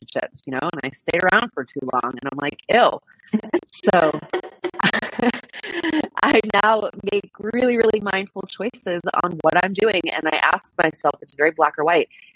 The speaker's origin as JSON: {"language": "English", "town": "Miami", "region": "Florida", "country": "United States", "tie": "born or raised there", "said": "we were born and raised in Miami"}